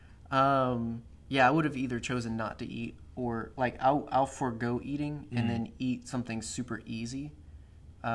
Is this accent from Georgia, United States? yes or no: yes; Savannah, Georgia, United States; I'm from Savannah